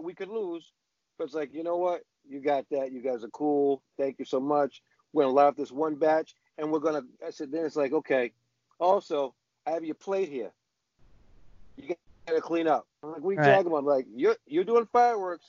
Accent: Boston, Massachusetts, United States; I grew up in the South End. But the South End wasn't the South End that you know.

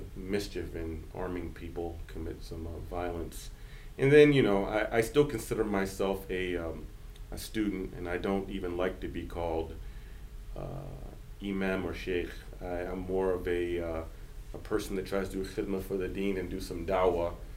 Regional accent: central Virginia, United States; also born or lived in Detroit, Michigan / New York; I was born in Detroit, but I was raised in central Virginia

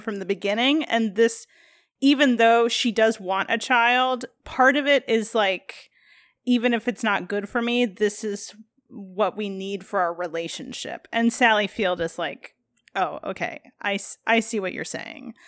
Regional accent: Midwest, United States; As a Midwesterner, like, obviously, we would go to Minneapolis as our, like, big city

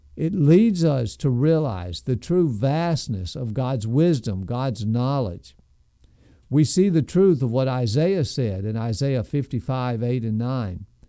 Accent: United States; as American Christians

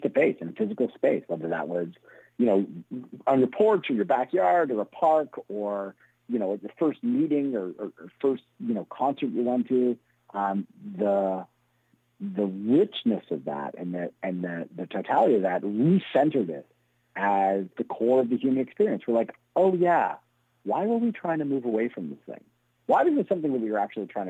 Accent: Toronto, Ontario, Canada; also born or lived in Montreal; I grew up in Toronto, but I went to University of Montreal.

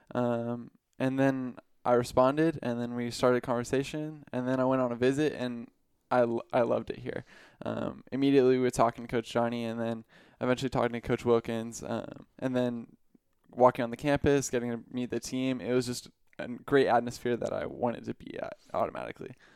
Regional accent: Riverside, California, United States; I'm from Riverside, California.

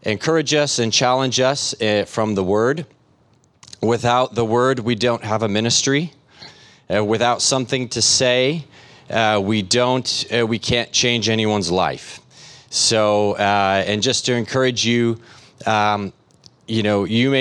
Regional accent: Chicago, Illinois, United States; moved away as an adult; also born or lived in Zambia; now in Angola; I grew up in Chicago.

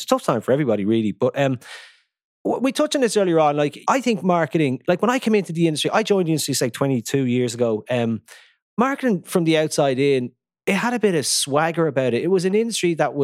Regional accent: Ireland; we're a small country and we have the inspill of, we're an English-speaking country, so we have the inspill of all media from the UK

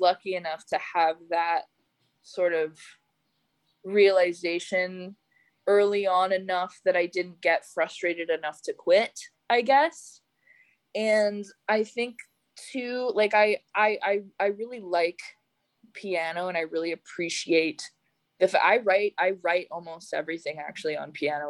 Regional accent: Calgary, Alberta, Canada; moved away; I grew up in Calgary, Canada

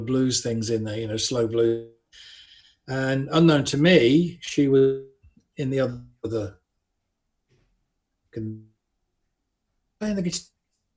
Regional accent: Buckingham, South East England, United Kingdom; I grew up in Buckingham, Buckinghamshire

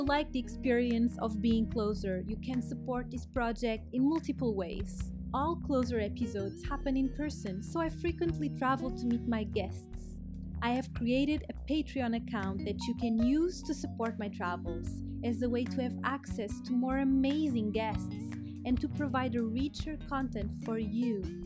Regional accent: Portugal; also born or lived in Germany; I was born in Germany and raised in Portugal

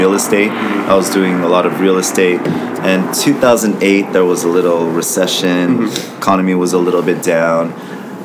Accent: Los Angeles, California, United States; I grew up in K-Town right there next to Chapman Plaza

